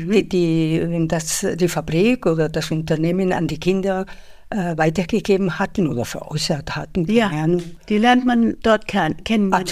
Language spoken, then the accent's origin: German; Spain; moved away as an adult; now in Munich, Germany; also ich bin Spanierin und bin ähm, nach München gekommen, um ein Studium zu machen ähm, und seitdem lebe ich hier in Deutschland, fühle mich sehr wohl, obwohl ich mich nach wie vor als Spanierin fühle.